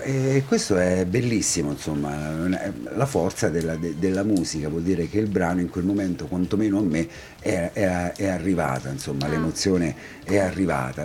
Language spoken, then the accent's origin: Italian; San Benedetto del Tronto, Marche, Italy; also born or lived in Ascoli Piceno; non c'è nessuno più san benedettese di me